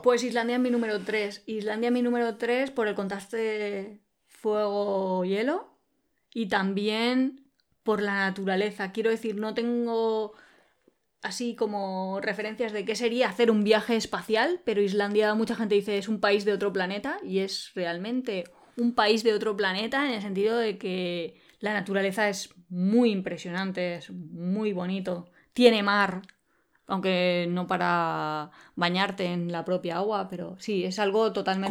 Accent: Spain; Nosotros somos originarios de España

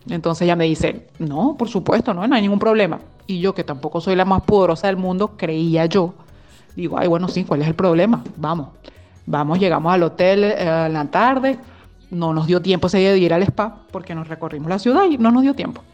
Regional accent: Venezuela; moved away as an adult; now in Belgium; somos dos chicas venezolanas que vivimos en Bélgica desde hace ya bastantes años

